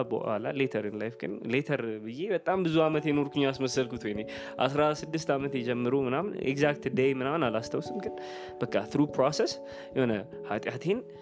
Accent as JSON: {"language": "Amharic", "region": "Addis Ababa", "country": "Ethiopia", "tie": "born or raised there", "said": "እንደ ማንኛውም አዲስ አበባ እንደተወለደ ሰው አዲስ አበባ ነው የተወለድኩት"}